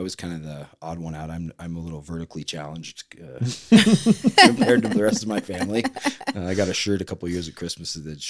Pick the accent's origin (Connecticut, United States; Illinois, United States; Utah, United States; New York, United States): Utah, United States; Orem; So I'm from Orem, Utah.